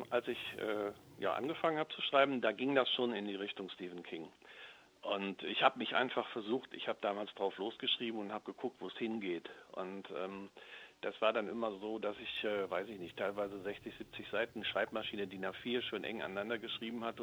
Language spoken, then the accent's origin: German; Düsseldorf, North Rhine-Westphalia, Germany; ich komme aus Düsseldorf